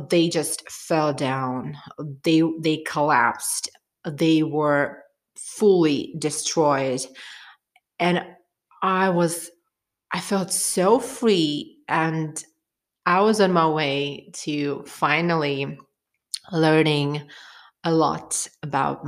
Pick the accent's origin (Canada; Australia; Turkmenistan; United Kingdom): Turkmenistan; I'm from Turkmenistan, where the most of the population are Muslims